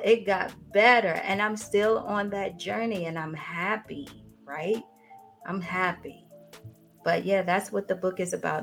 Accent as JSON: {"language": "English", "region": "New York", "country": "United States", "moved": "as an adult", "lives_now": "Atlanta, United States", "said": "originally I'm from New York, and then I moved here to Atlanta in 97 to go to college"}